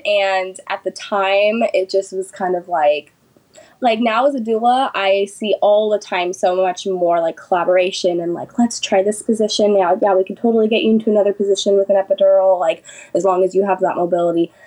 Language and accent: English; Sacramento, California, United States; I'm from Sacramento, California, born and raised here